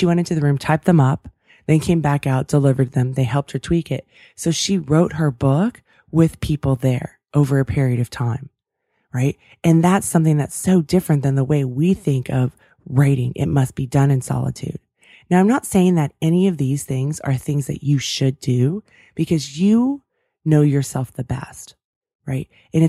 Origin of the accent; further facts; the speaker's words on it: California, United States; I grew up outside of San Francisco in the 49ers.